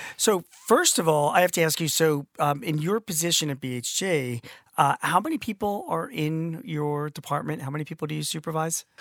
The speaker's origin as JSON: {"language": "English", "town": "Philadelphia", "region": "Pennsylvania", "country": "United States", "said": "I'm from Philly"}